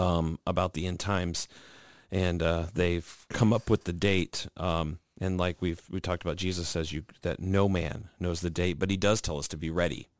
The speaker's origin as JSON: {"language": "English", "town": "St. Louis", "region": "Missouri", "country": "United States", "tie": "born or raised there", "said": "my hometown team"}